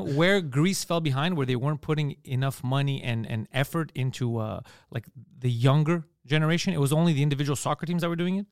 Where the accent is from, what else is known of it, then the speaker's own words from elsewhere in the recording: Montreal, Quebec, Canada; accent: Park X Greek accent; it's a Park X Greek accent. There's a neighborhood here called Park